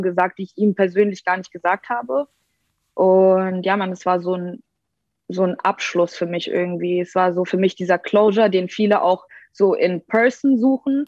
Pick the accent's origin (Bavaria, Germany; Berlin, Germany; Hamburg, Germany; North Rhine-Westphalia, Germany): Berlin, Germany; ich bin aus Berlin. Ähm, ich bin mit drei hergezogen, also okay. ich äh, bezeichne mich selbst als Berlinerin